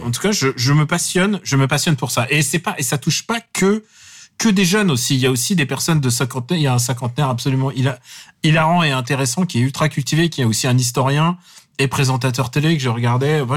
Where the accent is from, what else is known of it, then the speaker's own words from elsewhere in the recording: Russia; now in France; je parle à mon fils en russe